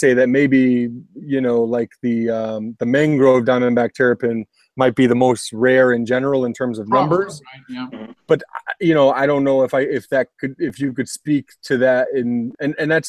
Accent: Connecticut, United States; my home state of Connecticut

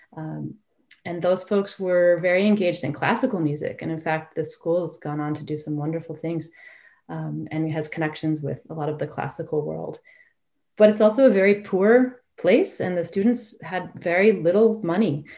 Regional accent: Woodstock, Vermont, United States; moved away as an adult; I grew up in Woodstock, Vermont, and uh, attended Woodstock High School

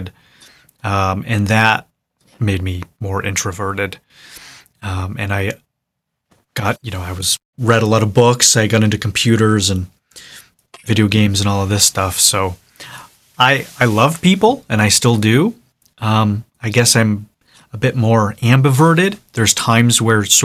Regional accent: Buffalo, New York, United States; also born or lived in Bakersfield, California / Orange County, California / Los Angeles, California / London; now in Nashville, United States; I grew up in upstate New York, outside of Buffalo

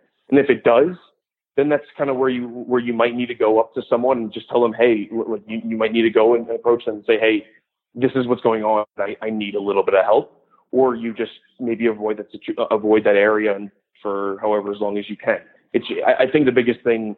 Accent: New Jersey, United States; moved away as an adult; I'm originally from New Jersey, and so I did a lot of mascot work there

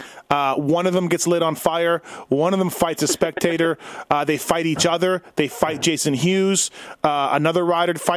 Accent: Canada; I'm Canadian

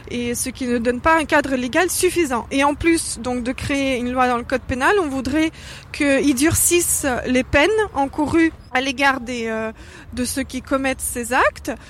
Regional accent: France; euh, je suis française

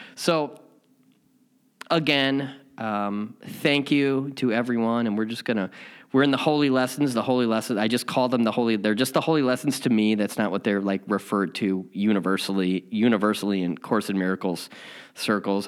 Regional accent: Chicago, Illinois, United States; now in Southern California, United States; I'm from Chicago and I also live in Southern California

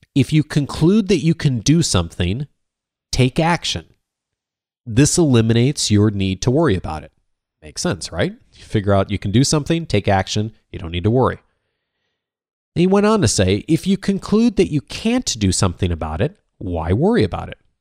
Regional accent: Chicago, Illinois, United States; I grew up in the Midwest, as many of you know, a suburban Chicago

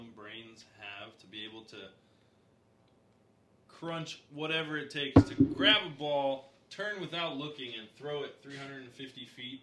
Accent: Southern California, United States; I am born and raised in SoCal

